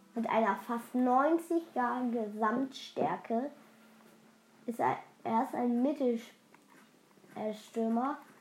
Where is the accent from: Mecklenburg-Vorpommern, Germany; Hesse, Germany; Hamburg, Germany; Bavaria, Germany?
Hamburg, Germany; moved away; Ich wohne zwar nicht in Hamburg, aber ich bin in Hamburg geboren